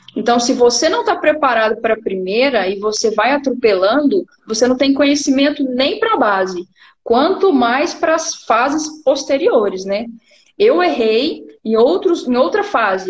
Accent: Uberlândia, Minas Gerais, Brazil; eu sou aqui da cidade de Uberlândia, Minas Gerais

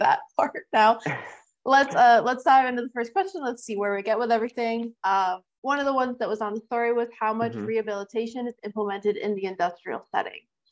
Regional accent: New York, United States; moved away as an adult; also born or lived in Fremont, California; I'm from New York

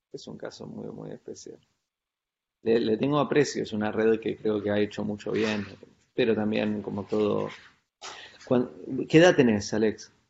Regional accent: San Carlos de Bariloche, Río Negro, Argentina; me crié en Bariloche, en un pueblo en la Patagonia Argentina, en los 80. Eh, es un pueblo turístico de, esos lugares donde en una época del año, en este caso es un lugar, es un centro de esquí

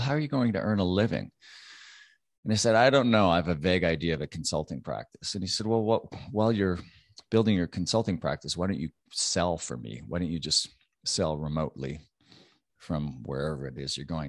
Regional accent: Canada; I'm Canadian

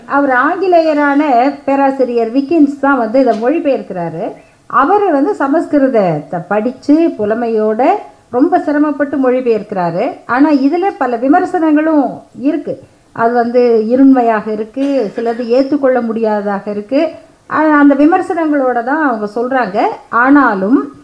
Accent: Salem, Tamil Nadu, India; நான் பிறந்து வளர்ந்த சேலம் பகுதியில்

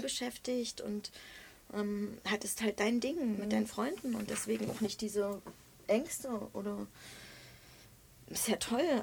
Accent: East Germany, Germany; Ich komme aus dem Osten

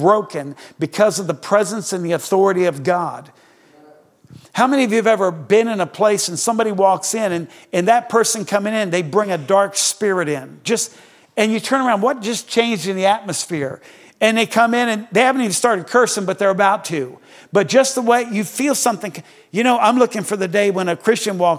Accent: Greenwood, Delaware, United States; I was born in Delaware.

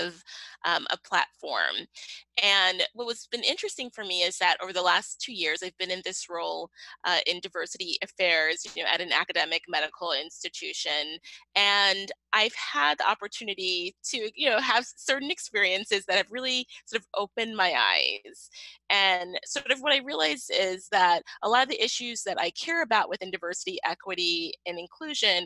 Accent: New York City, New York, United States; I am originally from Brooklyn, New York

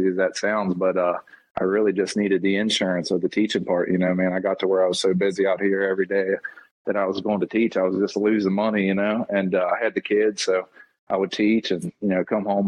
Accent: Moorefield, West Virginia, United States; now in Buckhannon, United States; I grew up in a little town over in the eastern panhandle of West Virginia called Moorefield

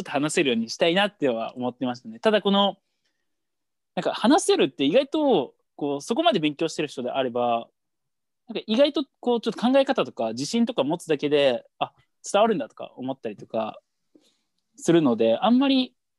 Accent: Japan; 僕日本人

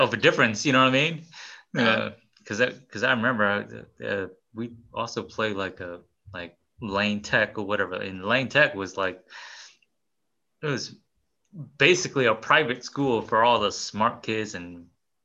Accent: Chicago, Illinois, United States; Will and I, we grew up in Chicago

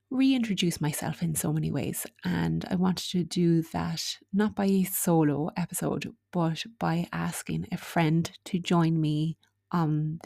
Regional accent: Ireland

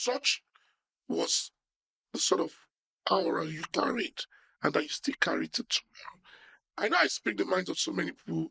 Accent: Warri, Delta, Nigeria; I was born in Shell Petroleum in Warri

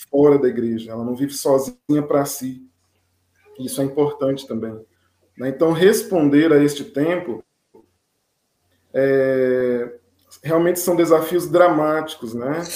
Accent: Taguatinga, Federal District, Brazil; eu nasci em Taguatinga, participei a vida inteira na paróquia Nossa Senhora

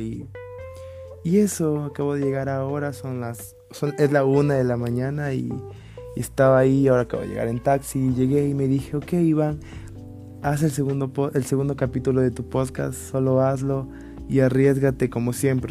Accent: Ecuador; en mi país

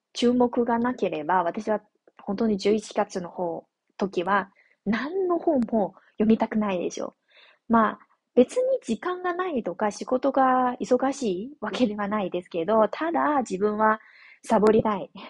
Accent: northern China, China; Japanese is a second language; now in southern China, China; 私のふるさとは中国の北の方なので

